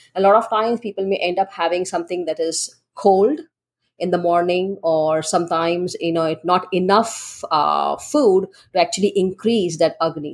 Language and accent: English; Mumbai, Maharashtra, India; growing up in India, in Mumbai